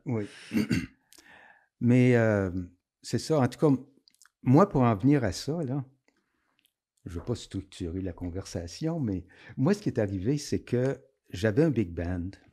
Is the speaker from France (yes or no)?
no; Aylmer, Quebec, Canada; je viens d'Elmer, donc je connaissais le Chaudière